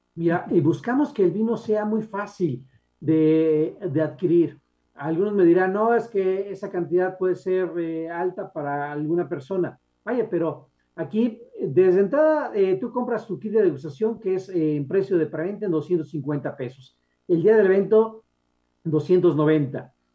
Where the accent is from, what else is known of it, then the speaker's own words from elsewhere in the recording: Guanajuato, Mexico; moved away; Guanajuato, mi tierra natal